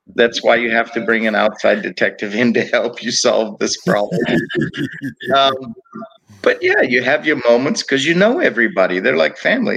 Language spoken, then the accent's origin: English; Cape Town, Western Cape, South Africa; also born or lived in Texas / Georgia / Florida; now in United States; I grew up in Cape Town, South Africa